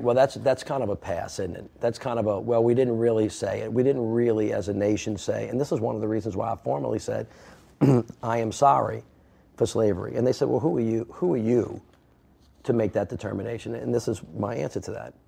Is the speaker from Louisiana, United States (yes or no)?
yes; New Orleans, Louisiana, United States; I'm from New Orleans